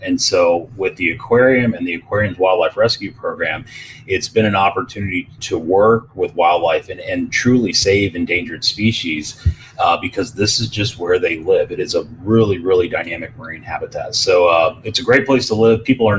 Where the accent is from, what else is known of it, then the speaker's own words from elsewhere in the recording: Tulsa, Oklahoma, United States; moved away; I actually grew up in Tulsa, Oklahoma, so a landlocked state.